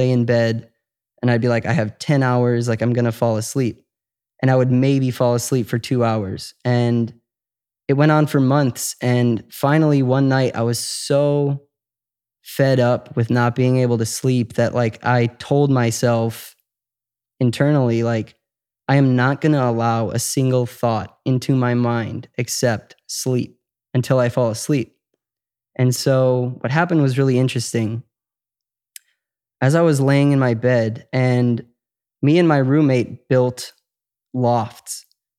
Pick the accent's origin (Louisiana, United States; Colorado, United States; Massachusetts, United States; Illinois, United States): Illinois, United States; Chicago; Chicago, okay. Suburbs.